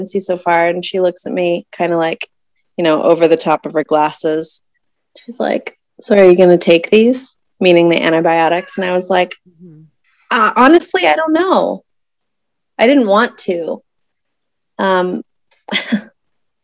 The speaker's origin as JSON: {"language": "English", "town": "Tucson", "region": "Arizona", "country": "United States", "tie": "born or raised there", "also_born_or_lived": "Houston, Texas", "said": "moved from Houston to Tucson, which is my hometown."}